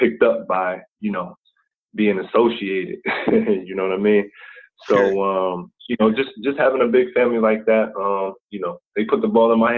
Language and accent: English; Akron, Ohio, United States; now in Atlanta, United States; I'm from Akron, Ohio. Also spent some time in some other cities in Ohio. But, for the most part, it's been Akron